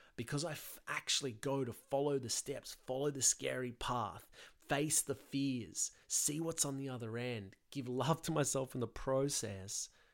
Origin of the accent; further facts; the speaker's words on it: Sydney, New South Wales, Australia; I'm from Sydney, Australia.